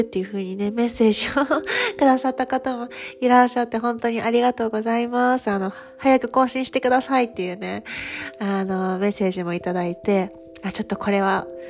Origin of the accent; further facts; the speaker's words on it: Kyushu, Japan; moved away as an adult; now in Paris, France; 私、九州出身なんですけど